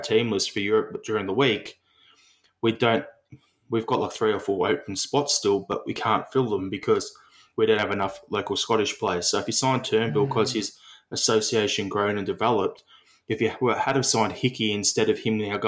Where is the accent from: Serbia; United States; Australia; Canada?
Australia; as an Australian Celtic fan